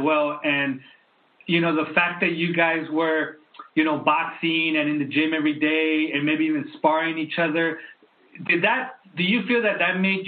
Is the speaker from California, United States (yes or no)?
yes; San Diego, California, United States; now in Tijuana, Mexico; I grew up in San Diego.